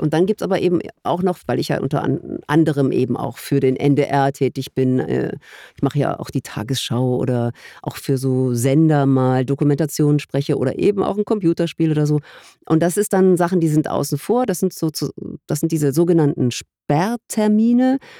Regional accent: Germany; als Deutsche

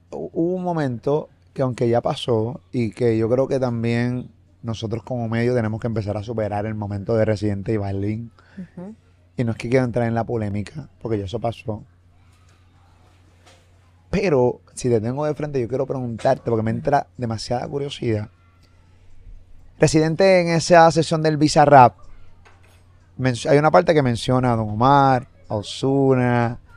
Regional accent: Puerto Rico; y soy puertorriqueño y toda la cosa

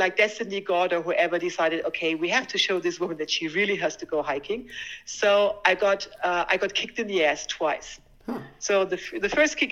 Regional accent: Germany; I was born and raised in Germany, went to school there.

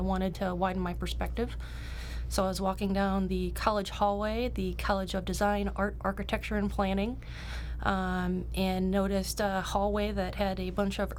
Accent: Cleveland, Ohio, United States; moved away as an adult; also born or lived in Cincinnati, Ohio; I'm originally from Cleveland. I grew up on the east side mostly.

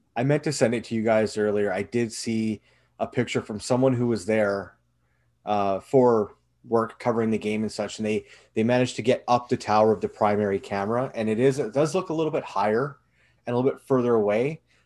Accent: Canada; as a Canadian

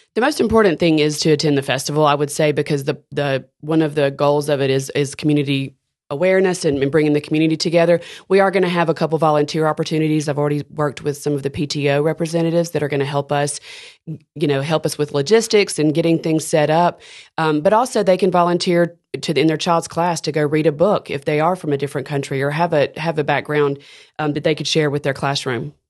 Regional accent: Decatur, Alabama, United States; moved away as an adult; now in Birmingham, United States; I am from Decatur, Alabama, and, uh, grew up there

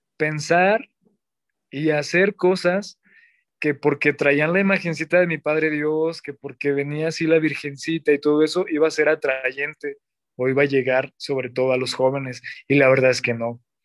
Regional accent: Zacatecas, Mexico; Soy diácono zacatecano. Soy originario de de la capital, Zacatecas.

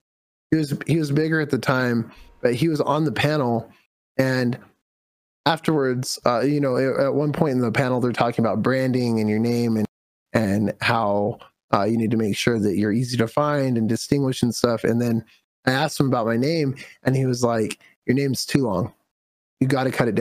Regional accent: California, United States; my mom actually drove trucks when I was growing up in California

